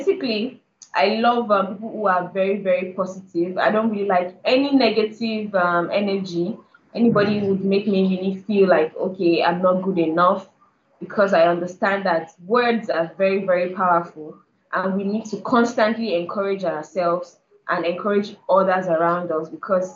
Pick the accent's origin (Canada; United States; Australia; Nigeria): Nigeria; Lagos; also born or lived in Kano; I've lived all my life in Lagos, and I was born in Lagos. I was raised in Lagos